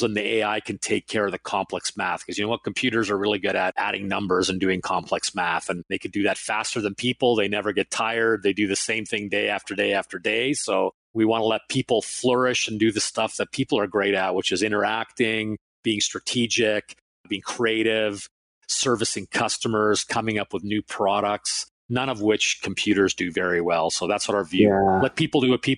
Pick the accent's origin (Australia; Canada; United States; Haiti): Canada; also born or lived in Finland / Toronto; I was born in Finland and came to Canada when I was 5 years old